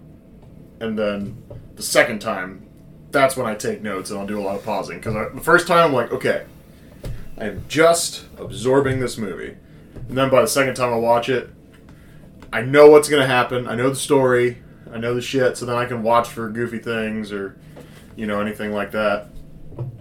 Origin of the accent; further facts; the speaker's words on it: Ohio, United States; I've lived in Ohio all my fucking life